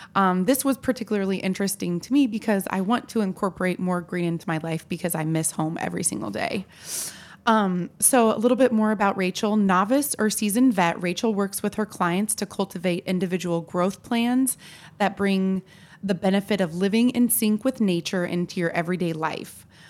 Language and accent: English; Tillamook, Oregon, United States; now in Washington, D.C., United States; I am from Tillamook, Oregon. a land of cheese, trees, and ocean breeze.